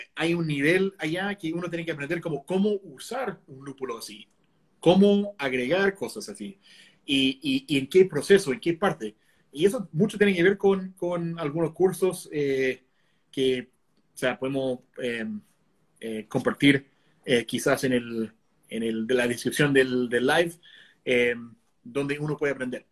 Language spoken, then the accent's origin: Spanish; Connecticut, United States; moved away as an adult; now in Chile; Es como en mi estado, por ejemplo, Connecticut, que es chiquitito, cuando yo me fui de Connecticut